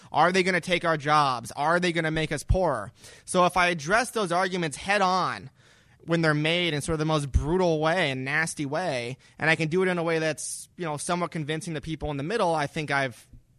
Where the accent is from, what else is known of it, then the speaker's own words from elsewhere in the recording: Burbank, California, United States; also born or lived in Camarillo; I grew up in Burbank and Camarillo in Southern California, too.